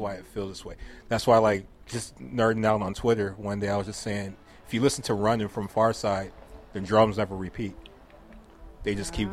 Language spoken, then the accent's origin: English; West Covina, California, United States; kids that grow up in West Covina, just like I did